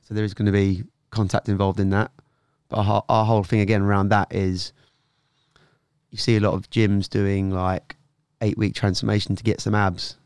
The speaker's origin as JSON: {"language": "English", "town": "Norwich", "region": "East of England", "country": "United Kingdom", "also_born_or_lived": "London", "moved": "as an adult", "said": "I was from Norwich originally."}